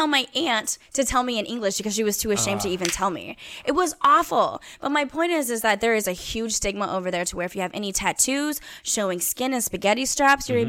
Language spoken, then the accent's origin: English; Kansas, United States; moved away; also born or lived in Los Angeles; the pleasure that I have of being Asian American, is that I am in fact born in the States on a country fucking farm in the middle of Kansas, moved to big city LA, and now I'm going to Hong Kong.